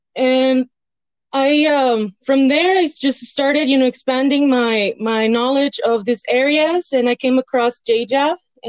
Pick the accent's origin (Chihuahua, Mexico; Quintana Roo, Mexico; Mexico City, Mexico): Chihuahua, Mexico; Cuauhtémoc; also born or lived in El Paso, United States / Canada; now in Las Cruces, United States; I'm from Las Cruces. I was born in El Paso, raised in Mexico in Cuauhtémoc, Chihuahua. Then I moved between U.S. and Canada.